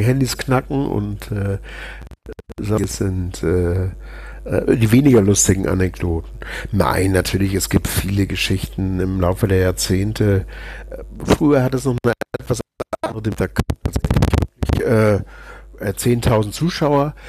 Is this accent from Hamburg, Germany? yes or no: yes; Hamburg, Germany; bei uns in Hamburg